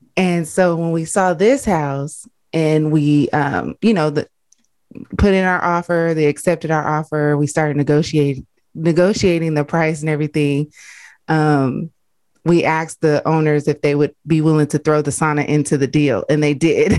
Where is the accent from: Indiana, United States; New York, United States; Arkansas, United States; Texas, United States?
Arkansas, United States; I'm from Arkansas.